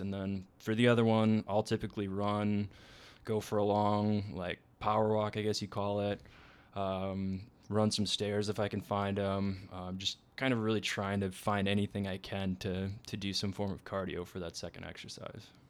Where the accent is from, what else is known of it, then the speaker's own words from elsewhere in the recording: Minnesota, United States; we're both from Minnesota